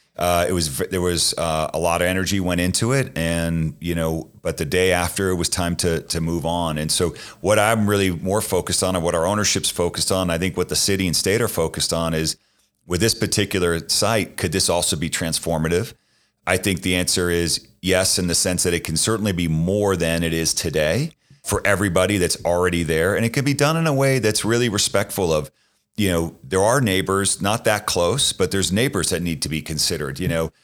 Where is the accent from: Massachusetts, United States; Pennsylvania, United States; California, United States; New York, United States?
Massachusetts, United States; Boston; moved away; I grew up in Boston